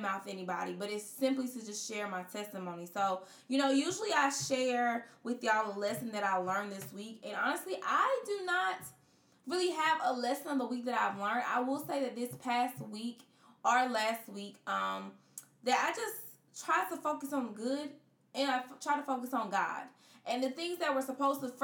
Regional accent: Florence, South Carolina, United States; my hometown of Florence

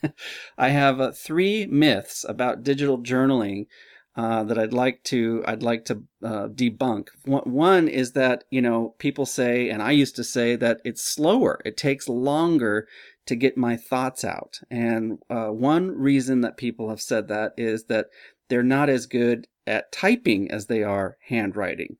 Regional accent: Simi Valley, California, United States; I grew up in Simi Valley

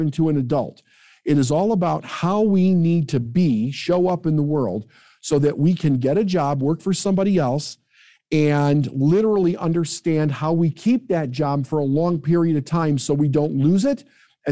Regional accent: Midwest, United States; I'm from the Midwest

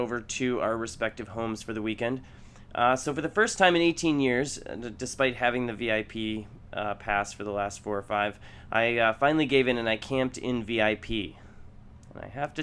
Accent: Chicago, Illinois, United States; I'm from Chicago.

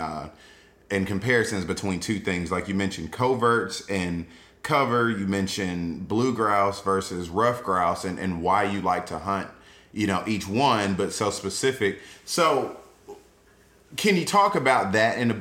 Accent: Atlanta, Georgia, United States; I'm from Atlanta

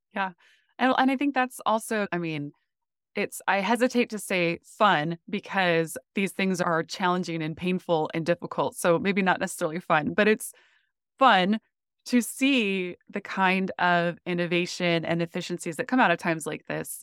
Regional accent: North Dakota, United States; moved away as an adult; also born or lived in Phoenix; I grew up in North Dakota

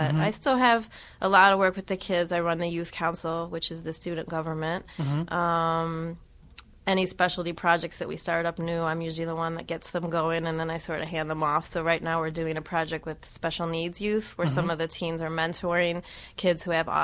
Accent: Cleveland, Ohio, United States; moved away; I'm from the Midwest. I grew up in Cleveland

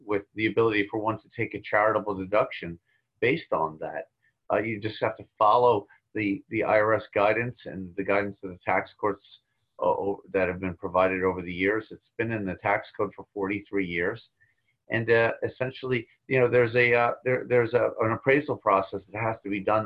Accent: Long Island, New York, United States; I grew up on Long Island

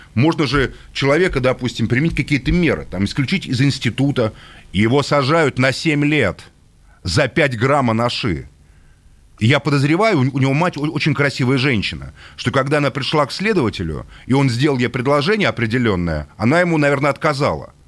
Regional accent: Russia

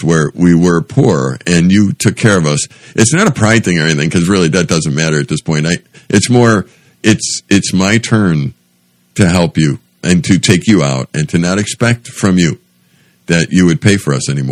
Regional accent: United States; since I was from America

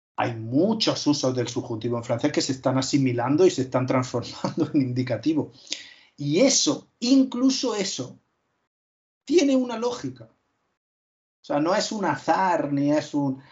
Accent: Úbeda, Andalusia, Spain; yo soy de Úbeda, de Jaén, es una zona donde no existe el leísmo

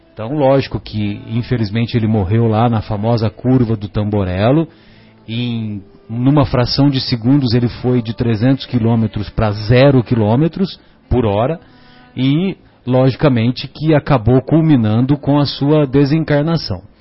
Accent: São José do Rio Pardo, São Paulo, Brazil; lá na, na minha cidade, né, São José do Rio Pardo

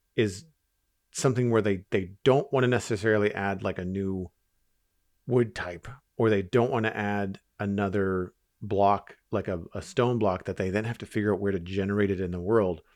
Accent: Canada; As a Canadian

